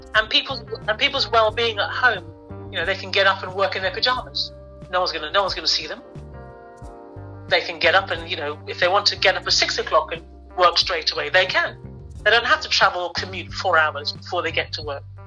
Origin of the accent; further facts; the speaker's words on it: London, United Kingdom; I am actually born and bred in London